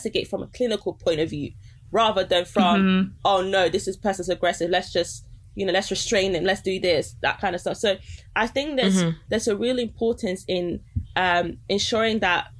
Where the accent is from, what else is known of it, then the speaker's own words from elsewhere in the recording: Nigeria; I'm Nigerian